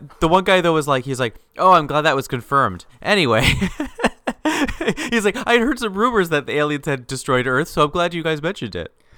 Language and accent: English; Canada; we're both Canadian